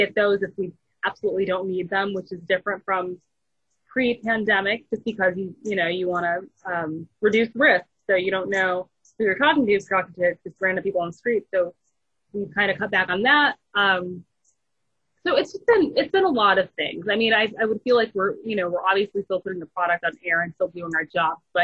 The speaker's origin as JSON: {"language": "English", "region": "Michigan", "country": "United States", "tie": "born or raised there", "also_born_or_lived": "Montgomery, Alabama / Phoenix, Arizona", "moved": "yes", "lives_now": "Atlanta, United States", "said": "I was actually born in Atlanta. I was raised in Michigan"}